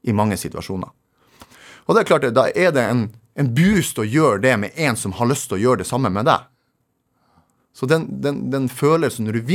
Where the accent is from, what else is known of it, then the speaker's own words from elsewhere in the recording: Narvik, Nordland, Norway; Så jeg er egentlig født og oppvokst i Skråninga. Jo, for det er sånn eh, fjellvegg da du bor i. Eller de kaller det skråninga i Narvik.